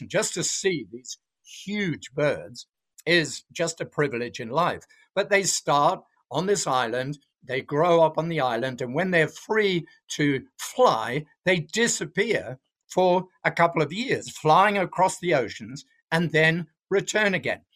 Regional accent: south of England, United Kingdom; moved away as an adult; now in Australia; I'm not originally from Australia, I'm from England, although I've been here for thirty years now, so I see myself as Australian. But I was brought up in the south of England on a farm

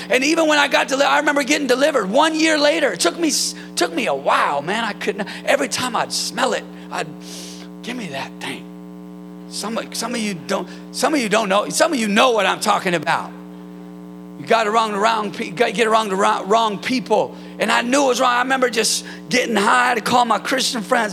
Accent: Northern California, United States; Northern California, where I'm from

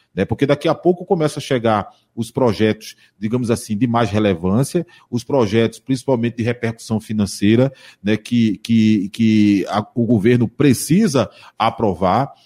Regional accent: Jaboatão dos Guararapes, Pernambuco, Brazil; eu sou também de Jaboatão

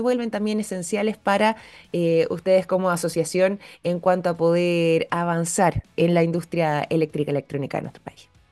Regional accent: Chile; nosotros, quizás como chilenos

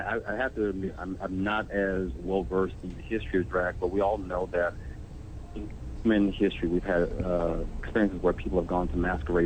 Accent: United States; I'm an American.

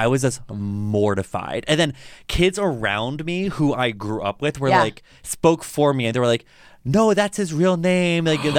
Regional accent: outside of Baltimore, Maryland, United States; now in Chicago, United States; I grew up in outside of Baltimore. Mm-hmm. So East Coast.

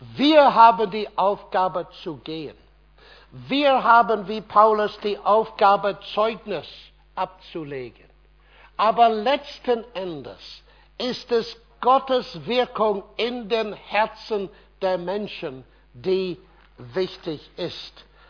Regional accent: Ireland; German is a second language; moved away; Irland, mein Heimatland

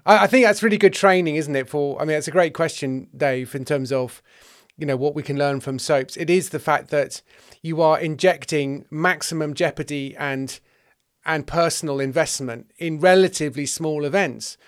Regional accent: West Country, South West England, United Kingdom; I'm from the West Country, and we were an EastEnders household

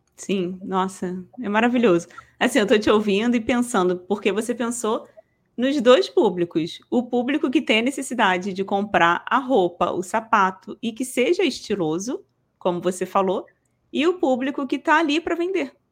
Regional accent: Rio de Janeiro, Brazil; eu sou daqui do Rio de Janeiro, tá? sou carioca.

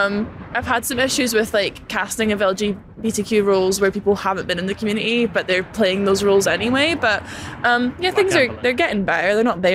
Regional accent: Glasgow, Scotland, United Kingdom; Also, I'm not from London. I'm from Glasgow, so things are different up there.

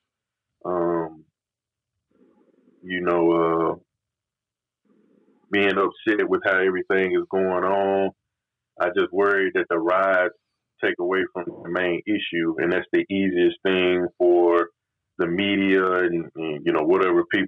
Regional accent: the South, United States; growing up in the South

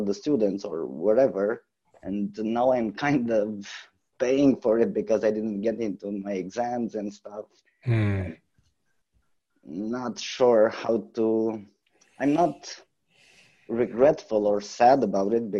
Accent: Romania; I'm from Romania

